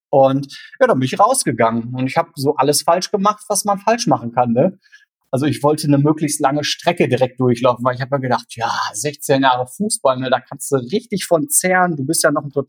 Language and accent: German; North Rhine-Westphalia, Germany; Aber aufgewachsen bin ich wirklich im Sauerland.